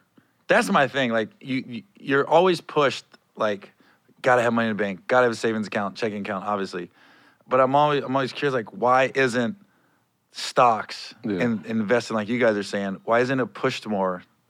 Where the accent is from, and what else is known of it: Cincinnati, Ohio, United States